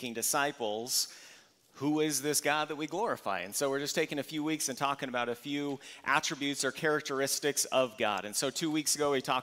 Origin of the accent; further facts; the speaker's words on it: Valley Center, California, United States; I grew up here in Valley Center